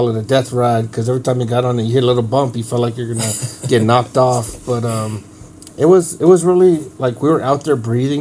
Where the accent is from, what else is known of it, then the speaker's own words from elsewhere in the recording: Mescalero, New Mexico, United States; I grew up here in Mescalero all my life